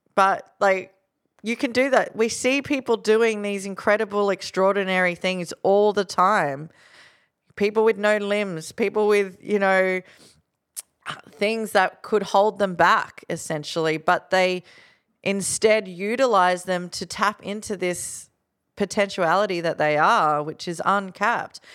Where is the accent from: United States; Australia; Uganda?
Australia; Gold Coast, Queensland; Growing up on the Gold Coast, you know, my best friend was being fed cocaine by my friend's dad.